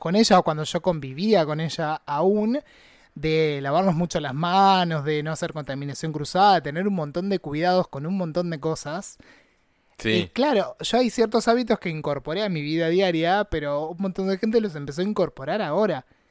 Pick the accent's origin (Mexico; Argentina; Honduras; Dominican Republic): Argentina; Necochea, Buenos Aires Province; now in La Plata, Argentina; yo que soy de Necochea, que es en la costa de la provincia de Buenos Aires